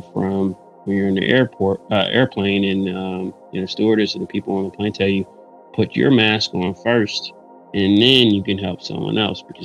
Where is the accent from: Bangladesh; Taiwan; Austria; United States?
United States; Detroit, Michigan; I wouldn't want to be from anywhere else than the Motor City.